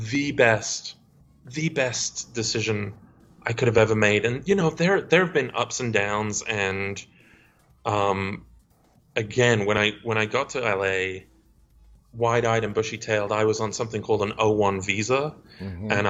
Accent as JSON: {"language": "English", "town": "Stoke-on-Trent", "region": "West Midlands", "country": "United Kingdom", "accent": "Stoke-on-Trent", "said": "Maybe I'm from Stoke on Trent. Yeah. Uh, so if I talk to my parents over Skype, then"}